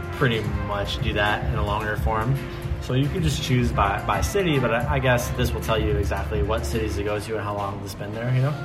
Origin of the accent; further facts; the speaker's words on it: Kansai, Japan; I'm from Kansai.